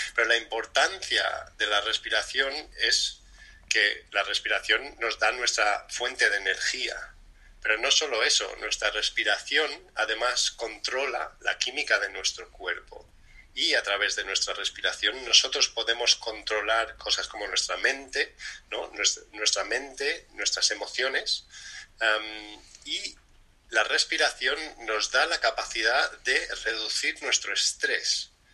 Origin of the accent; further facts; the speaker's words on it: Spain; de crianza latina española